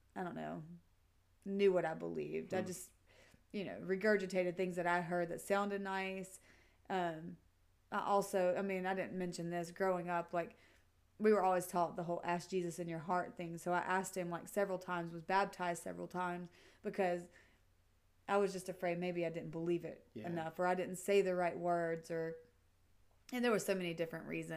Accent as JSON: {"language": "English", "region": "Mississippi", "country": "United States", "tie": "born or raised there", "said": "growing up in Mississippi"}